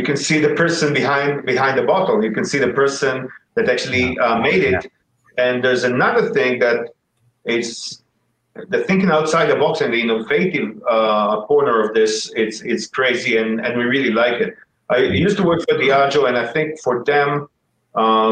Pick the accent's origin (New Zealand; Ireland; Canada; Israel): Israel; Tel Aviv, Tel Aviv District; we're from Tel Aviv